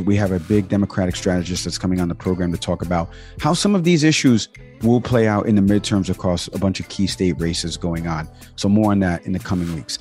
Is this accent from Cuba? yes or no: yes; Cuba; I am Cuban, right? We eat uh, lechon and we eat uh, picadillo and we celebrate Nochebuena